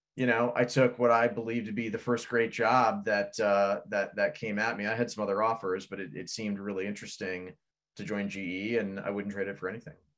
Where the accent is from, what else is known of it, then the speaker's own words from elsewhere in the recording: Fort Wayne, Indiana, United States; born in the thriving metropolis of Fort Wayne, Indiana. Uh, I was born and raised there